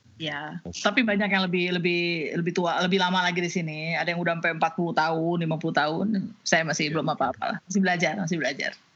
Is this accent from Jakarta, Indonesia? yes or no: yes; Jakarta, Indonesia; born or raised there; moved away as an adult; also born or lived in Aceh; now in Washington, United States